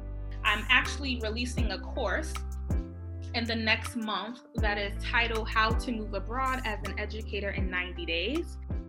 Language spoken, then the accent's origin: English; New York City, New York, United States; moved away as an adult; also born or lived in Atlanta, Georgia; now in The Hague, Netherlands; I'm originally from New York City. I am coming from Atlanta, Georgia, where I am now currently living in the Netherlands, Den Haag to be exact.